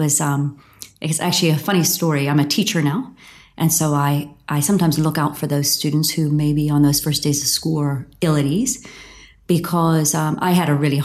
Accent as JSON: {"language": "English", "area": "outside of Pittsburgh", "region": "Pennsylvania", "country": "United States", "tie": "born or raised there", "said": "I grew up outside of Pittsburgh, Pennsylvania, in the U.S., and in a small town"}